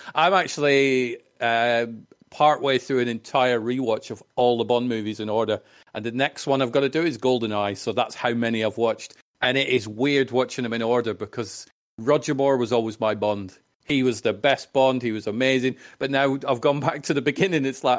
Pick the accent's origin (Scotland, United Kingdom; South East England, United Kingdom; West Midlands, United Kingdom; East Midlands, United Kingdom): Scotland, United Kingdom; 26 miles north of Edinburgh; So no, I'm 26 miles north of Edinburgh